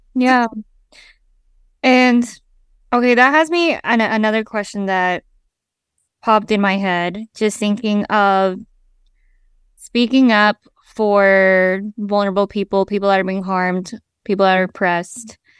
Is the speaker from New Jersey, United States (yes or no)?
no; Salt Lake City, Utah, United States; I grew up in Salt Lake City, Utah, it's a predominantly white space